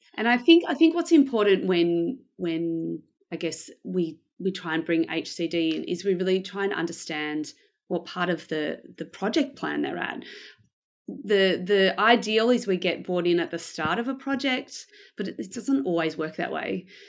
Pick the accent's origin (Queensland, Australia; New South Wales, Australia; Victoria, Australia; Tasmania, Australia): Victoria, Australia; Melbourne; I am from Melbourne in Australia. Uh, I was born here um, and I've lived here basically most of my life.